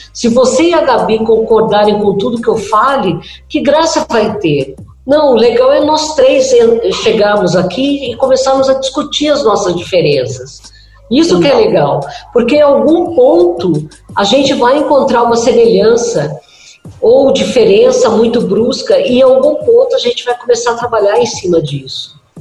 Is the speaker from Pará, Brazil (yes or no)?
no; Minas Gerais, Brazil; quando eu era criança, né, em Minas Gerais